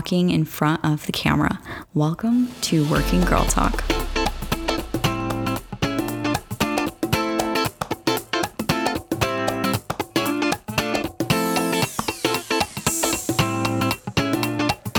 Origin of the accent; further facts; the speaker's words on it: Arizona, United States; I am from Arizona